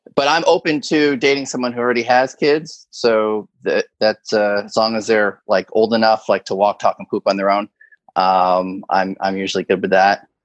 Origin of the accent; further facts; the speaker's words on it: Connecticut, United States; moved away as an adult; also born or lived in the Carolinas; now in New York City metro area, United States; growing up in Connecticut, I just had a different lifestyle